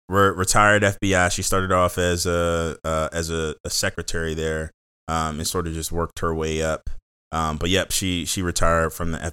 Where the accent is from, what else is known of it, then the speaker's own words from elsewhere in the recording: Seat Pleasant, Maryland, United States; Born and raised in the Seat Pleasant, born and raised in Seat Pleasant. So in the mm-hmm. Washington, D.C. area. 5 minutes from the DC line.